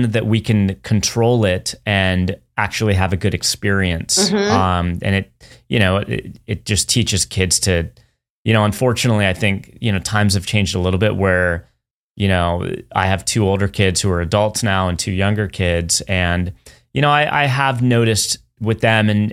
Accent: San Francisco, California, United States; now in Southern California, United States; I grew up in the San Francisco area

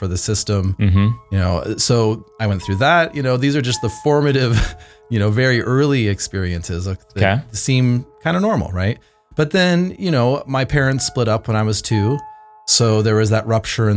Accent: Bay Area, California, United States; now in Vancouver, Canada; I grew up in the Bay Area.

